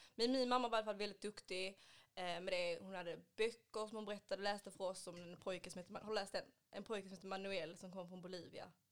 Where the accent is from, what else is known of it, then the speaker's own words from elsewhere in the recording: Ystad, Skåne, Sweden; now in Malmö, Sweden; är egentligen från Ystad men bor i Malmö